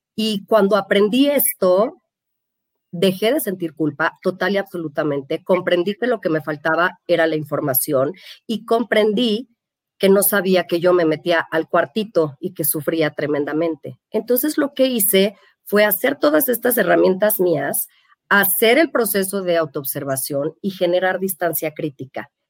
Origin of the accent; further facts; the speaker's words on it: Mexico; somos mexicanos